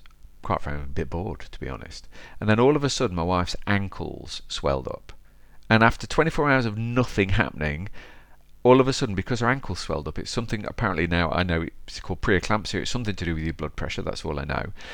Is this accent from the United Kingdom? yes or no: yes; Derby, East Midlands, United Kingdom; my hometown of Derby